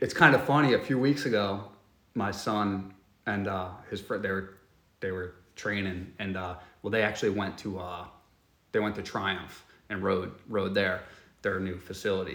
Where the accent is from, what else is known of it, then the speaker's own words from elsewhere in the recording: New York, United States; I'm from New York.